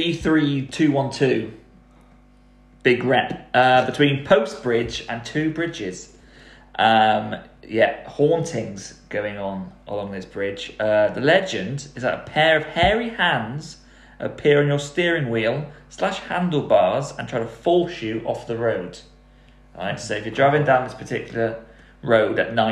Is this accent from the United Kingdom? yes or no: yes; Devon, South West England, United Kingdom; I'm a boy from Devon, I'm a Devon boy.